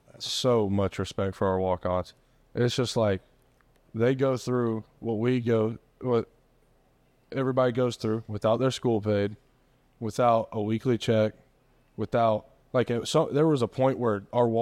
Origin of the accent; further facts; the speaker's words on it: Tennessee, United States; I was born in Tennessee